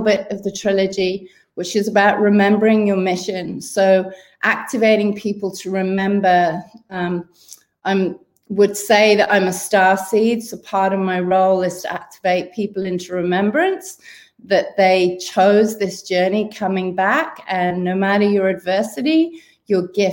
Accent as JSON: {"language": "English", "region": "Wales", "country": "United Kingdom", "tie": "born or raised there", "moved": "as an adult", "lives_now": "Sydney, Australia", "said": "originally from the UK, growing up in Wales"}